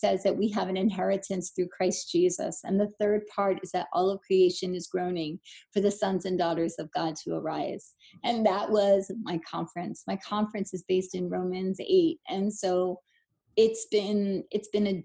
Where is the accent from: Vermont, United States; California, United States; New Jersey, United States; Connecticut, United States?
New Jersey, United States; I'm from New Jersey